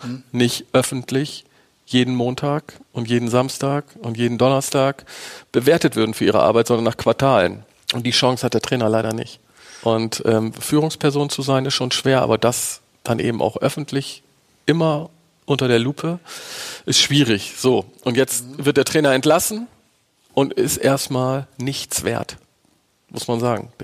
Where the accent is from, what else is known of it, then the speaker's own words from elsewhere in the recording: Bremen, Germany; ich bin Bremer